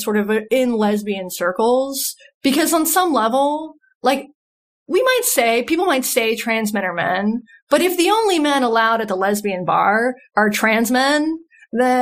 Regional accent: North Carolina, United States; also born or lived in Seattle; I'm from North Carolina. This has happened in small towns in North Carolina that I've lived

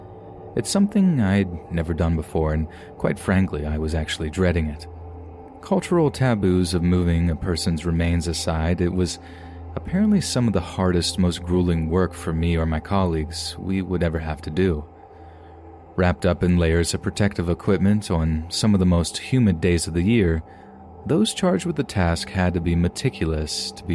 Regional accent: Hong Kong; You see, I'm from Hong Kong and I work at Pok Fu Lam Cemetery, one of the most overcrowded burial grounds in the entire world.

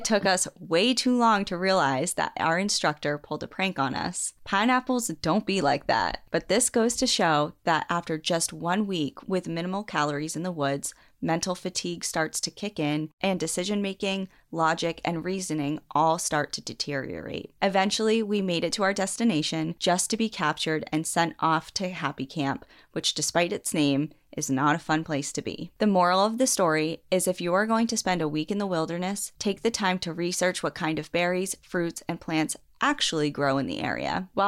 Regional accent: South Dakota, United States; I grew up in the Black Hills of South Dakota and spent a bit of my time hiking and enjoying the woods around my hometown.

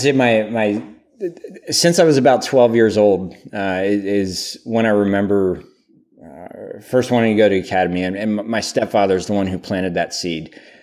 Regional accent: Pennsylvania, United States; I grew up in Pennsylvania, uh, smaller town

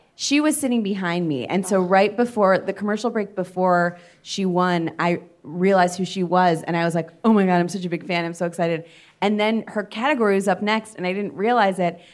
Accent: Cleveland, Ohio, United States; we're also both from Cleveland

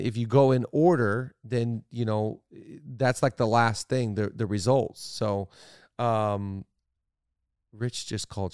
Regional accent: Seattle, Washington, United States; I'm from Seattle

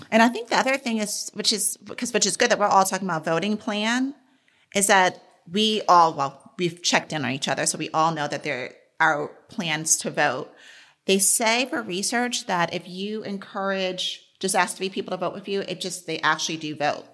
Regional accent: New York City, New York, United States; I grew up in New York City

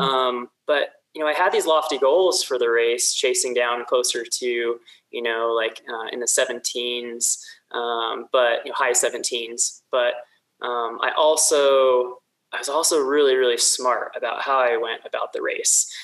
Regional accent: south of Sacramento, Central Valley of California, United States; moved away as an adult; also born or lived in Mammoth Lakes, California / Bend, Oregon; now in Salt Lake City, United States; I grew up in the Central Valley of California, so you know, just south Sacramento

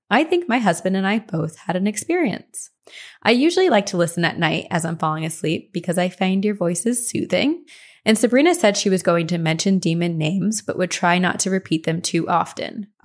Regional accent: Texas, United States; I'm from Texas, if you didn't figure that out with all my y'alls.

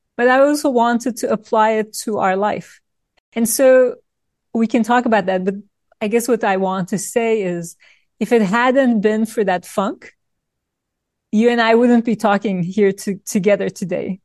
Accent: Turkey; moved away; I grew up in Turkey in a family of lawyers

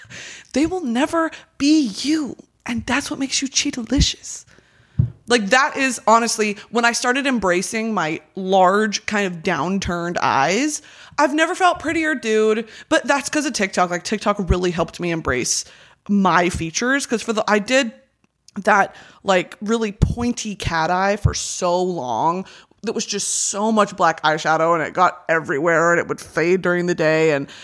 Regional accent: United Kingdom; I can say that because I'm British. Look at me. You can't look at me and tell me I'm not British. I don't think anyone has ever looked more British than me.

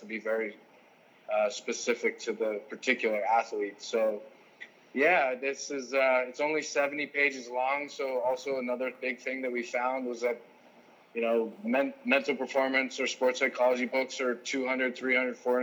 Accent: South Lake Tahoe, California, United States; also born or lived in San Diego / Bolivia / Germany / Los Angeles; I'm from South Lake Tahoe

